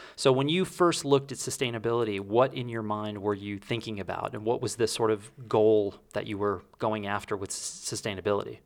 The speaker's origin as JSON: {"language": "English", "region": "Texas", "country": "United States", "tie": "born or raised there", "moved": "yes", "said": "remember in high school, At one point, I can remember paying sixty-five cents a gallon for gas in Texas"}